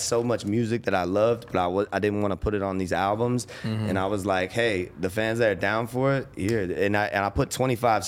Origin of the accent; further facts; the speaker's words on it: Winter Springs, Florida, United States; from Orlando. I'm from Winter Springs